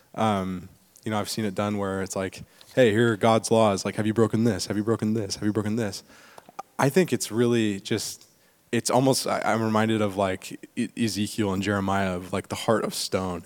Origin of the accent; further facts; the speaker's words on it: East Bay, California, United States; I was born and raised in the East Bay, so it's like I've I've grown up here